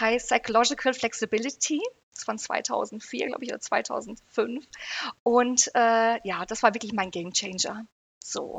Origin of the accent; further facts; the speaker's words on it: United Kingdom; now in Herford, Germany; ich komme aus Großbritannien, ne? verstehe perfekt Englisch